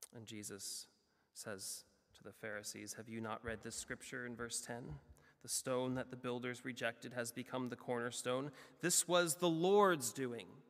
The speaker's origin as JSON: {"language": "English", "country": "United States", "said": "as an American"}